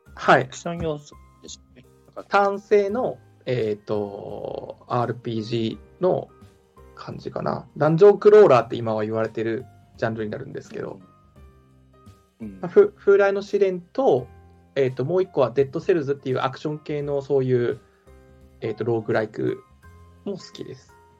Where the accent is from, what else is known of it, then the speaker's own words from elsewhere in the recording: Fukuoka, Japan; accent: Hakata dialect; moved away as an adult; 僕、福岡、もうずっと福岡だったのもありますし、奥さんも福岡なので、あの、博多弁が出ます